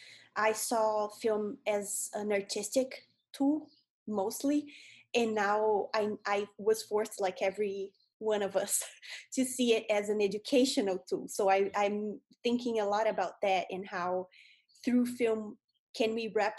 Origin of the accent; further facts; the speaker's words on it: Brazil; English is a second language; moved away as an adult; now in United States; So I am from Brazil. I was born and raised there.